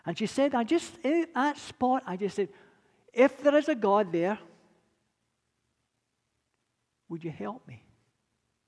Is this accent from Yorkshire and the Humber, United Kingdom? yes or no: no; Scotland, United Kingdom; accent: Scottish; now in United States; I'll never lose my accent. They say the Scots don't give away much, but definitely not going to give away the accent.